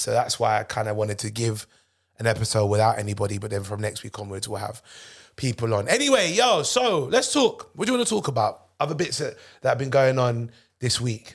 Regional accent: United Kingdom; I'm British.

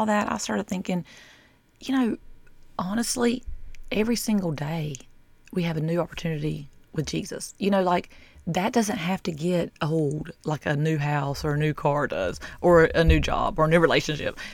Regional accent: the South, United States; I'm from the South

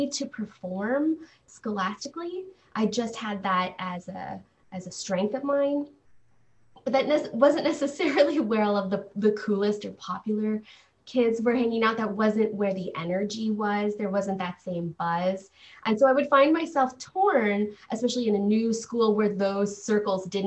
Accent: Los Angeles, California, United States; I grew up in the Los Angeles area. We jumped around quite a bit

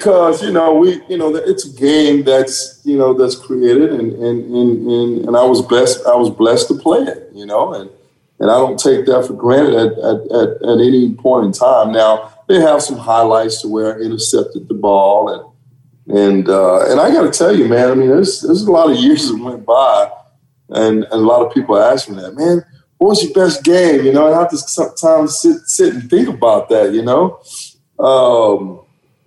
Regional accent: Dallas, Texas, United States; also born or lived in Oklahoma; I'm originally from Texas, Dallas, Texas. I went to school in Oklahoma

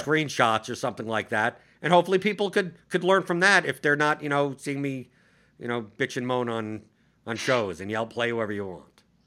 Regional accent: New York, United States; I'm just a New Yorker.

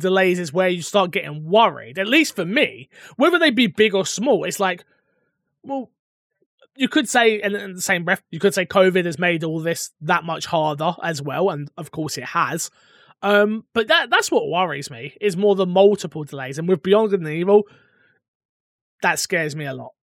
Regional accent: United Kingdom; I'm not even American. I'm bloody British.

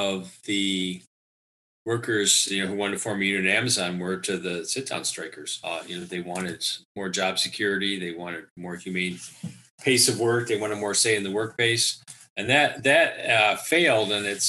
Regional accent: Lansing, Michigan, United States; my hometown of Lansing.

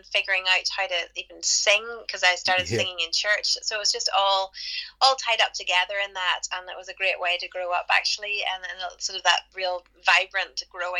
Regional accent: Belfast, Northern Ireland, United Kingdom; moved away as an adult; now in Nashville, United States; Yeah, well, Keith and I are from Belfast, Northern Ireland, but yeah, we've been living in Nashville, Tennessee, in America for the last nearly 15 years.

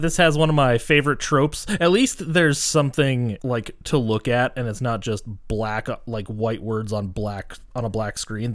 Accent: Montana, United States; I'm being from Montana

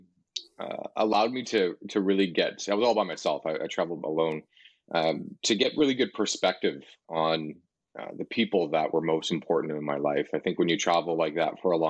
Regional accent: Hamilton, Ontario, Canada; also born or lived in Niagara region / Calgary; now in Toronto, Canada; I originally grew up in Hamilton, Ontario, which is just about an hour west of Toronto, and spent most of my life here

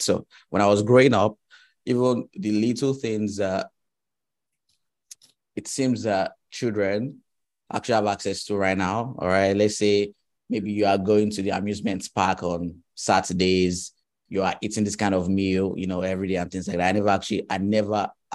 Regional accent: Nigeria; also born or lived in Ghana; I schooled in Ghana, right? And I'm from Nigeria.

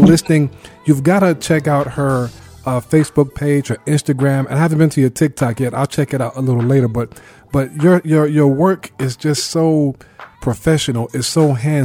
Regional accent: New York City, New York, United States; I grew up in Brooklyn, New York

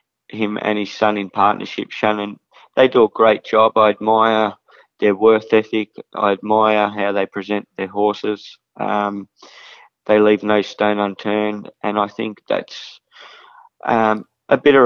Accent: Kilmore, Victoria, Australia; my hometown of Kilmore

